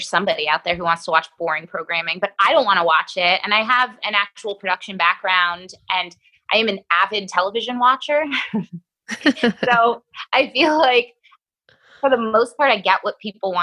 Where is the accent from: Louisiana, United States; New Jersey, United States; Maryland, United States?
New Jersey, United States; Hudson County; also born or lived in Weehawken, New Jersey / Union City, New Jersey; I grew up in Hudson County